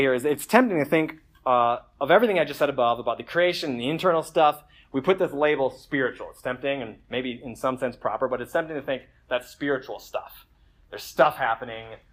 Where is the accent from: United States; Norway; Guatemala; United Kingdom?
United States; as Americans